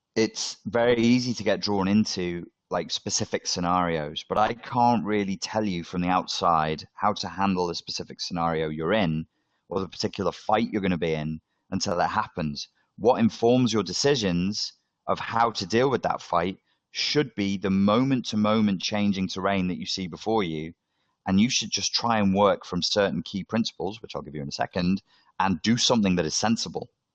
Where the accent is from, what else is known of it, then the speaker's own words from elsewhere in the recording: Liverpool, North West England, United Kingdom; I'm from Liverpool. I'm from the North.